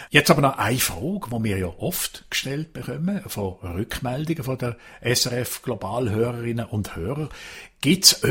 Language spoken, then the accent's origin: German; Basel-Landschaft, Switzerland; now in United Kingdom; Und wir nennen die in, in Baselbiet, wo ich herkomme, ein äh, äh, Schlumbi oder ein Schlumbergerli.